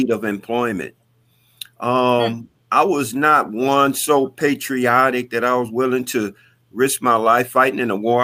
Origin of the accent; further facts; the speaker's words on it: Detroit, Michigan, United States; growing up in Detroit, having to fight my way through public schools